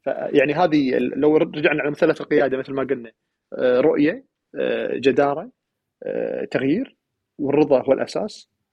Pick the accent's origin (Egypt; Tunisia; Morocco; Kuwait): Kuwait; انا القائد ككويتي برا